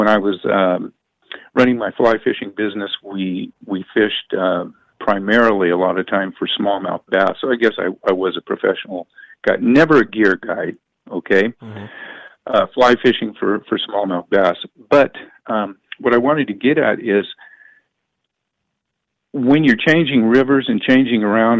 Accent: Stockton, California, United States; I was born in Stockton

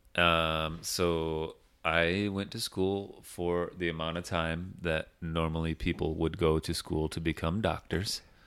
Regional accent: Big Rapids, Michigan, United States; moved away; there's a school in my hometown called Ferris State University

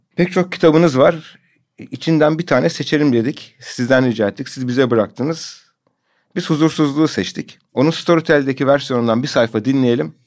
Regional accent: Adana, Turkey; ben de Adanalıyım

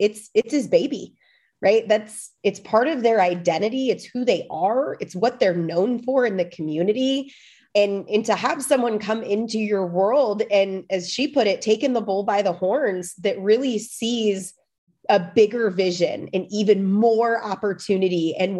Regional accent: Midwest, United States; also born or lived in central Illinois; I am from the Midwest. I live in the absolute middle of nowhere in central Illinois.

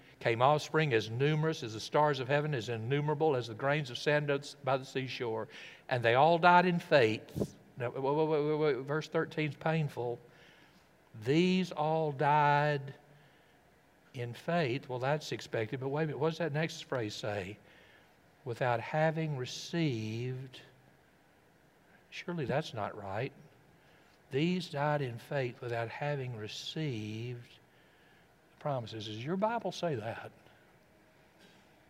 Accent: Tennessee and Alabama, United States; accent: Tennessee; moved away; also born or lived in Brooklyn; Growing up in Tennessee and Alabama

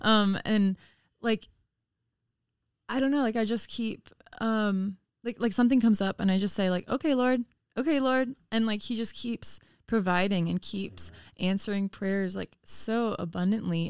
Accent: Chicago, Illinois, United States; moved away; … and I are actually both from the suburbs of Chicago

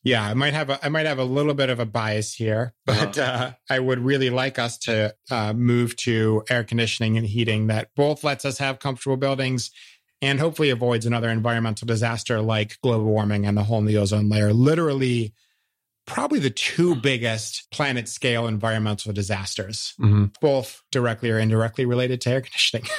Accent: Cleveland, Ohio, United States; also born or lived in Dayton, Ohio; growing up in Northern Ohio

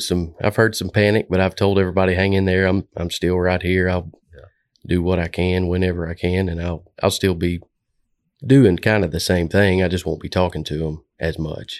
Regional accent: Stuttgart, Arkansas, United States; moved away as an adult; also born or lived in Jonesboro, Arkansas; now in Little Rock, United States; I came from Stuttgart, Arkansas, went to college in Jonesboro, and then pretty much moved down here to Little Rock

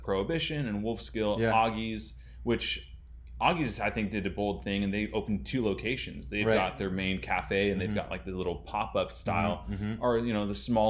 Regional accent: Corona, California, United States; I grew up in Corona.

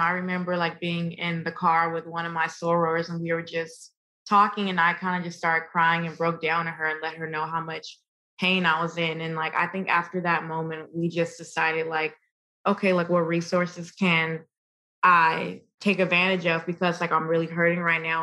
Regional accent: New York City, New York, United States; I'm from Brooklyn. I'm a Brooklyn girl. And I was born and raised in, in New York.

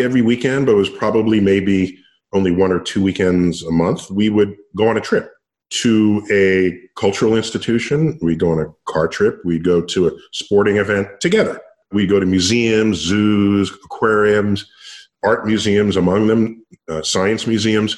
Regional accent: New York City, New York, United States; I grew up in New York City

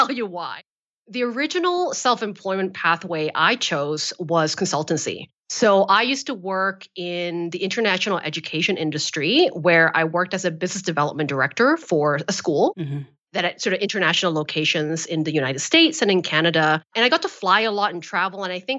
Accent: Malaysia; I'm from Malaysia

